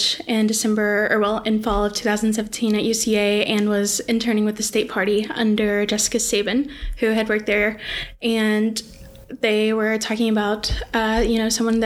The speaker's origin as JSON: {"language": "English", "town": "Little Rock", "region": "Arkansas", "country": "United States", "tie": "born or raised there", "said": "I'm born and raised in Little Rock, Arkansas"}